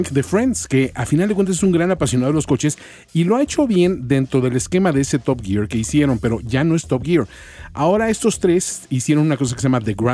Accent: Chilango, Mexico City, Mexico; los norteños que nos dicen chilango

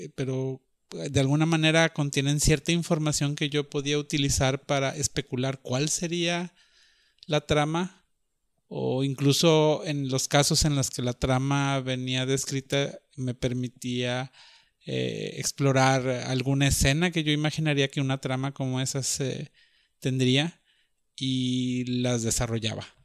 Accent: Monterrey, Nuevo León, Mexico; also born or lived in Guadalajara; crecí en Monterrey en los 80

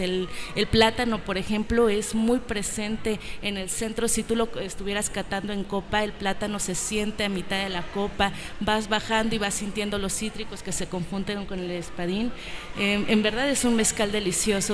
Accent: Oaxaca, Mexico; Somos tres familias oaxaqueñas distribuyendo en la Ciudad de México.

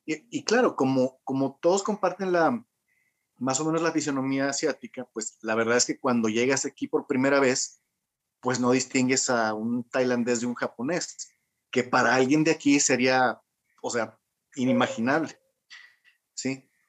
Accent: Mexico; now in China; veces les digo a la gente que viene a China, eh, como mexicano.

